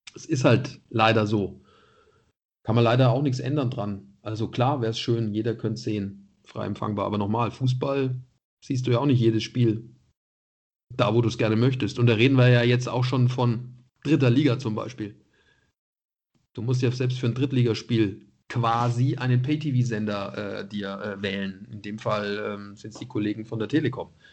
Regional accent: Nuremberg, Bavaria, Germany; moved away as an adult; also born or lived in Munich; dann war ich da Stadionsprecher bei Kräuter Fürth als Nürnberger

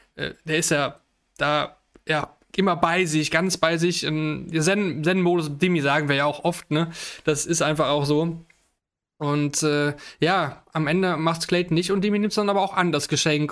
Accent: Germany; ich, als Deutscher

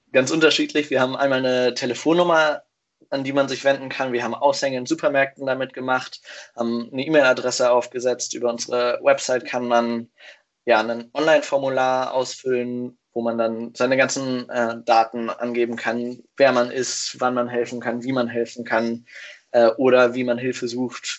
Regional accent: Hanover, Lower Saxony, Germany; moved away as an adult; also born or lived in Whakatane, New Zealand; now in Kiel, Germany; Ich komme eigentlich aus Hannover

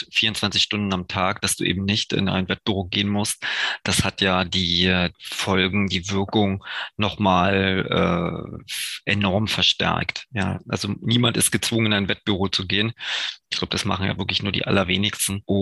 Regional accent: near Görlitz, Saxony, Germany; also born or lived in Dresden / Munich; komme ja ursprünglich äh, aus der Nähe von Görlitz, wo ich geboren bin.

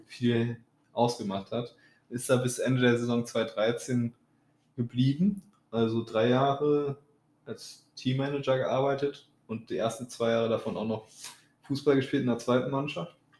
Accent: North Rhine-Westphalia, Germany; Wir kommen ja aus Ostwestfalen

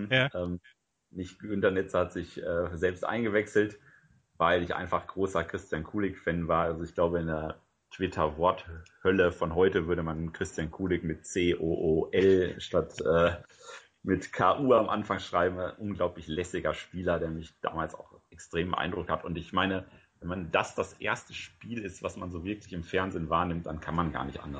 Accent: Paderborn, North Rhine-Westphalia, Germany; dazu bin ich auch noch in Westfalen aufgewachsen, wo man natürlich auch obrigkeitshörig und vaterhörig ist.

